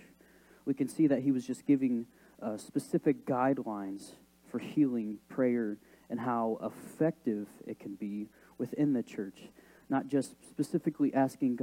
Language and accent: English; Decatur, Illinois, United States; also born or lived in Ogden, Illinois; I grew up in Decatur, Illinois, and lived there for about 12 years of my life